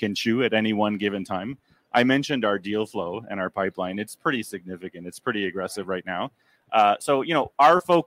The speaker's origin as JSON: {"language": "English", "country": "Canada", "said": "I'm a Canadian"}